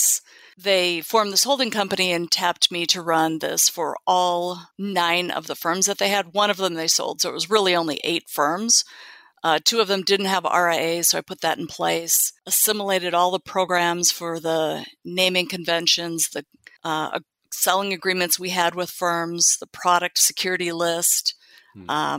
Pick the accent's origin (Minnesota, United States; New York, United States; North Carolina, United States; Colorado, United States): Minnesota, United States; Minneapolis; moved away as an adult; also born or lived in Dallas, Texas; now in California, United States; growing up in Minneapolis